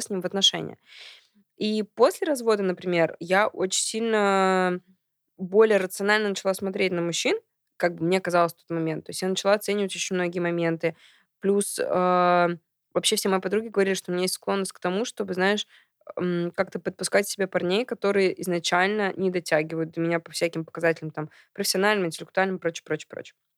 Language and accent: Russian; Kazan, Tatarstan, Russia; moved away as an adult; also born or lived in Saint Petersburg, Russia; now in Moscow, Russia; я родилась в Казани